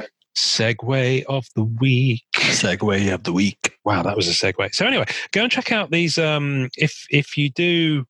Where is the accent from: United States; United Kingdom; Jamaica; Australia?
United Kingdom; England; I am English and I am in England